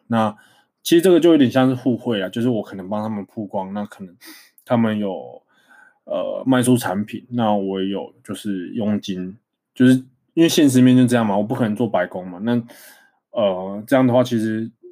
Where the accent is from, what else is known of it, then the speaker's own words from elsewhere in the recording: Taiwan; 身为台湾人